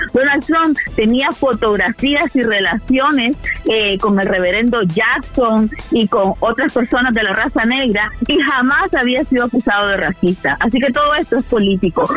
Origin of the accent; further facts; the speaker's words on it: Nicaragua; now in United States; nací en Nicaragua